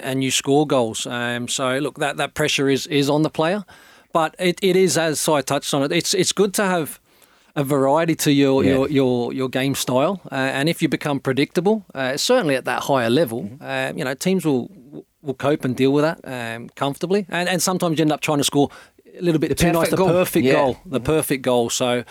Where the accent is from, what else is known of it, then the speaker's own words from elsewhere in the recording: Australia; being an Australian